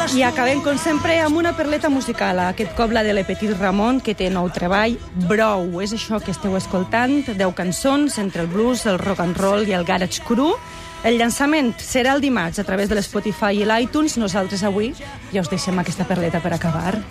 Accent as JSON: {"language": "Catalan", "region": "Valencian Community", "country": "Spain", "moved": "yes", "said": "sóc valenciana"}